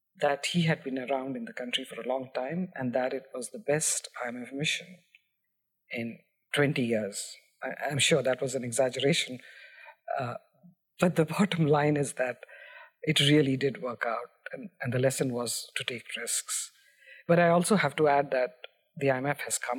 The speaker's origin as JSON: {"language": "English", "region": "Bihar", "country": "India", "tie": "born or raised there", "moved": "yes", "said": "I grew up in Bihar in India"}